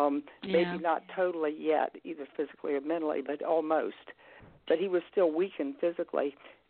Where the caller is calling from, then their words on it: Virginia, United States; from Virginia.